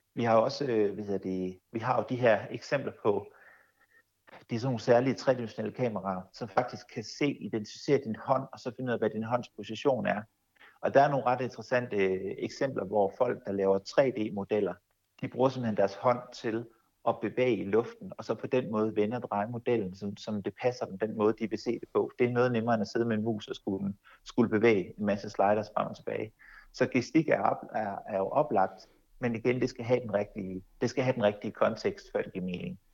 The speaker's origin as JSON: {"language": "Danish", "country": "Denmark", "said": "vi som danskere"}